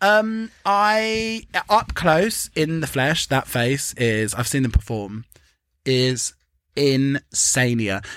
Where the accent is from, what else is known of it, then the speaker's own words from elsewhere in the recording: England, United Kingdom; we're English